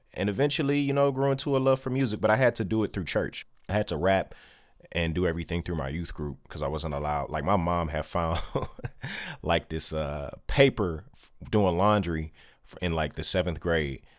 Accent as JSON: {"language": "English", "town": "Detroit", "region": "Michigan", "country": "United States", "tie": "born or raised there", "said": "born and raised in Detroit"}